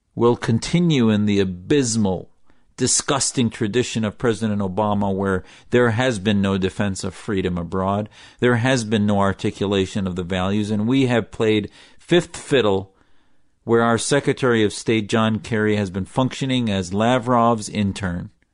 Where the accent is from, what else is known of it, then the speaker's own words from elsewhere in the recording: United States; also born or lived in Syria (family origin); As an American whose family fled Syria for political asylum here